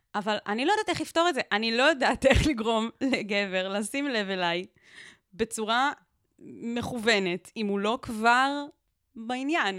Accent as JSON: {"language": "Hebrew", "region": "Southern District", "country": "Israel", "tie": "born or raised there", "said": "גדלתי בקיבוץ באמצע המדבר, באמצע שום מקום"}